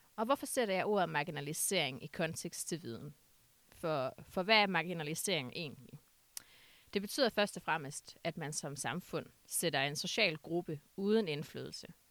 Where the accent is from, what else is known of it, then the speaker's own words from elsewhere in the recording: Aalborg, North Denmark Region, Denmark; jeg kommer fra Aalborg